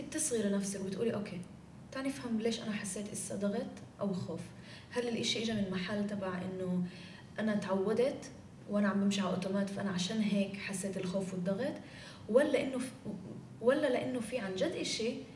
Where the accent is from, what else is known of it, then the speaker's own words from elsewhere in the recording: Acre, Northern District, Israel; بمدينتي بعكا